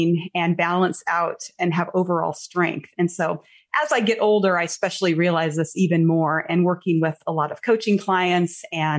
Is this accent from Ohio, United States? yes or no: no; Montana, United States; moved away; my home state is Montana. Okay. I haven't lived there in many years, but I was born and raised there.